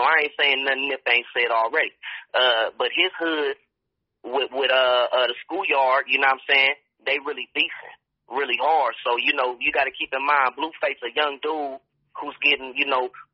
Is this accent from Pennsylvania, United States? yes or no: no; the Bay Area, California, United States; I'm from the Bay